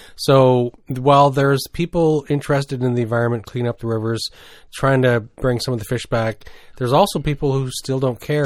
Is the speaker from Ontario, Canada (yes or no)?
no; New Brunswick, Canada; growing up in New Brunswick